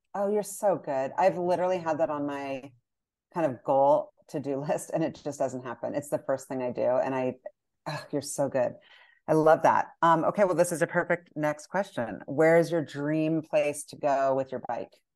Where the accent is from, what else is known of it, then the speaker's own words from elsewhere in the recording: United States; as an American